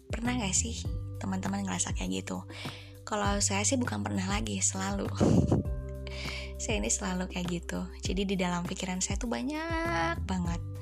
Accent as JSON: {"language": "Indonesian", "town": "Bandung", "region": "West Java", "country": "Indonesia", "said": "Saya dari Bandung, usia saya dua puluh enam tahun"}